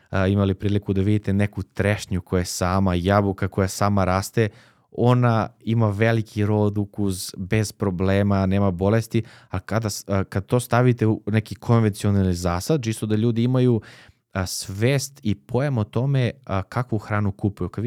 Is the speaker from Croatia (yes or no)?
no; Leskovac, Jablanica District, Serbia; ja sam iz Leskovca